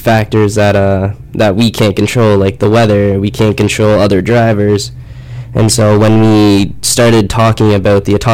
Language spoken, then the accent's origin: English; Peterborough, Ontario, Canada; moved away; I'm from Peterborough, so it's not a huge town